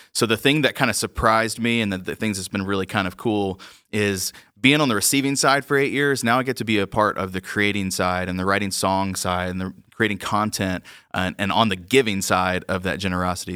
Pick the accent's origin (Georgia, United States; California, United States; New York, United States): Georgia, United States; moved away; growing up in Georgia